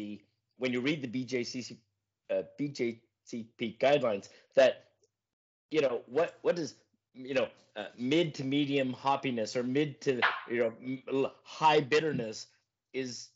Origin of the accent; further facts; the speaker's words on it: Canada; I'm from Canada